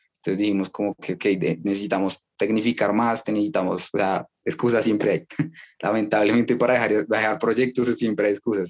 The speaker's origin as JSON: {"language": "Spanish", "region": "Bogotá", "country": "Colombia", "tie": "born or raised there", "said": "nací en Bogotá, en Colombia"}